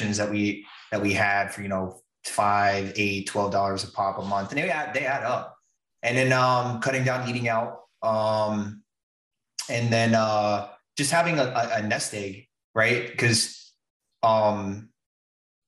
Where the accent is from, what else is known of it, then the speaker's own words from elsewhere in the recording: West Palm Beach, Florida, United States; moved away as an adult; also born or lived in Atlantic City, New Jersey / Key West, Florida; I'm originally from West Palm